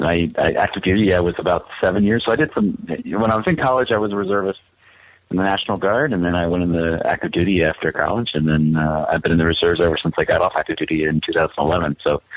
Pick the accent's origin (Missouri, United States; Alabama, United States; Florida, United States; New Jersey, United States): Florida, United States; Tampa; moved away as an adult; Originally, I'm from the Tampa area, Tampa, Florida.